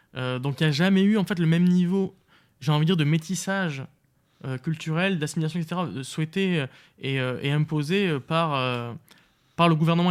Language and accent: French; France; moved away; also born or lived in Sweden / Belgium; J'avais dit euh, France.